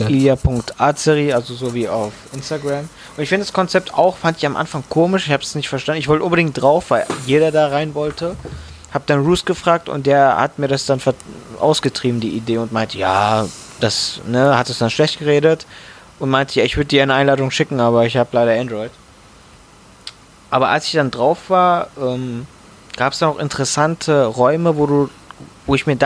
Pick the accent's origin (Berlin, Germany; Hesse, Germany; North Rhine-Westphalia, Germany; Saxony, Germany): Hesse, Germany; Frankfurt; Die beiden auf einem Song, da freut man sich als Frankfurter.